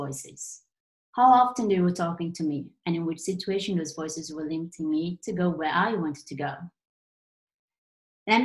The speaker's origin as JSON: {"language": "English", "country": "Brazil", "second_language": "English", "said": "I'm Brazilian, as you noticed my accent at some point"}